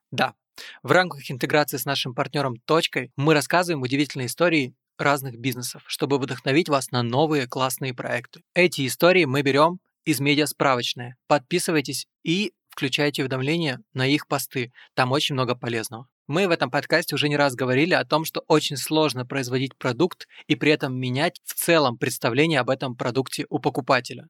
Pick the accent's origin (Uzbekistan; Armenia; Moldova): Moldova; я тоже родом из Молдовы.